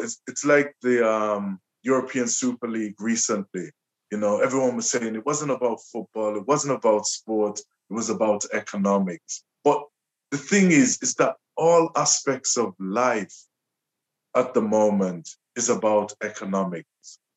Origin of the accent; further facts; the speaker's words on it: Liverpool, North West England, United Kingdom; I was born and raised in Liverpool.